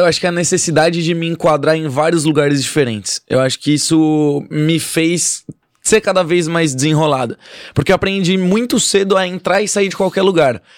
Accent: São Paulo, Brazil; Sou de São Paulo. Nascido e criado em São Paulo

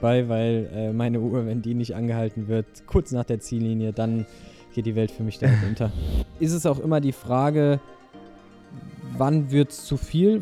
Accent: Germany; also born or lived in Rhine-Main area; hier bei uns in Deutschland

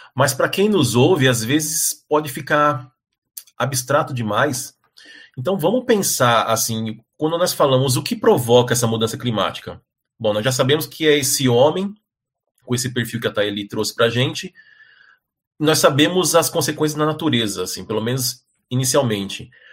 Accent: São Paulo, Brazil; eu cresci em São Paulo

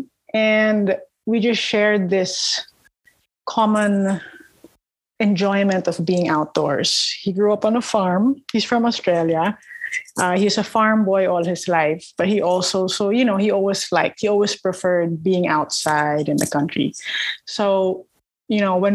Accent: Parañaque, Metro Manila, Philippines; I grew up in Manila, suburban gal.

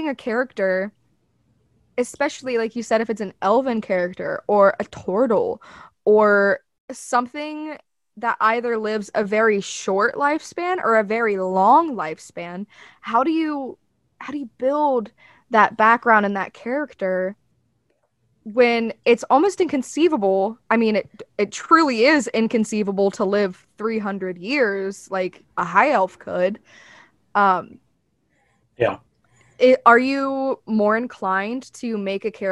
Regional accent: the South, United States; accent: Southern; You can hear my Southern accent there a little bit.

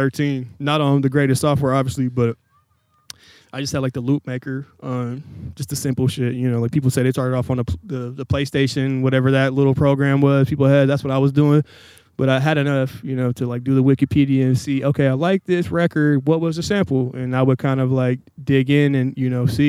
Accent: Portland, Oregon, United States; also born or lived in Tacoma, Washington / Tualatin, Oregon; I claim Portland. I was born here. My dad got a job. We moved up to Tacoma in like 98. So I was up there until middle school. Came back here like 03, 04, I believe.

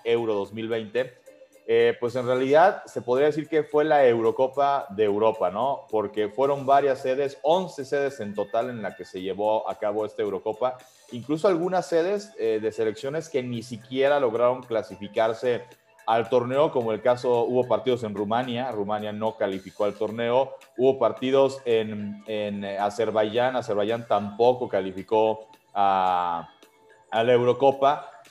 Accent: Mexico; uno como aficionado mexicano

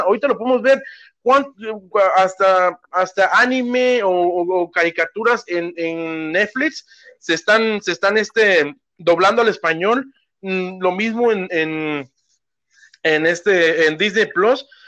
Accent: Mexico; now in United States

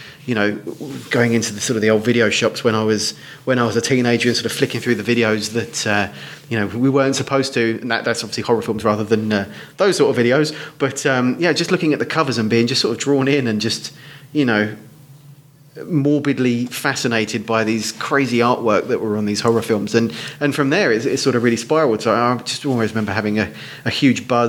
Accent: Hertfordshire, East of England, United Kingdom; also born or lived in Essex; now in Dunmow, United Kingdom; I was born in Essex and grew up in leafy Hertfordshire.

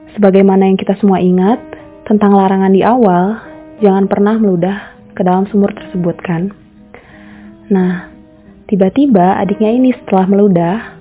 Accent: Indonesia; beberapa di antara kita sebagai orang Indonesia

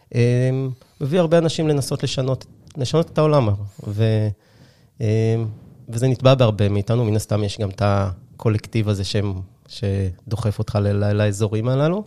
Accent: Haifa, Haifa District, Israel; הייתי שכן שלך, אני חושב, אני חיפאי במקור

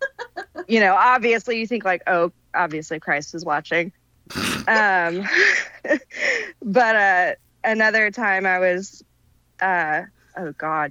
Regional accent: Shafter, California, United States; That's the town that I grew up in. So I grew up in Shafter.

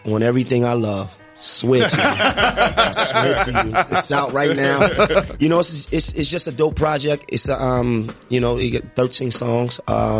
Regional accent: New York City, New York, United States; I come from Notion Avenue.

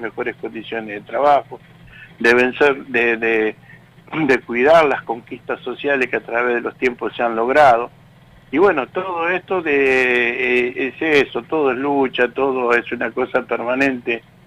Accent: Tigre, Buenos Aires Province, Argentina; now in Garín, Argentina; yo soy de ahí, de Tigre, cerca donde están las, donde están ustedes, yo me crié por ahí

